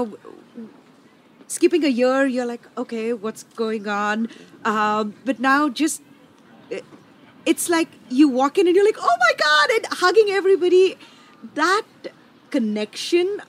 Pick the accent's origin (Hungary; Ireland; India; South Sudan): India; now in Nashville, United States; I'm an Indian chef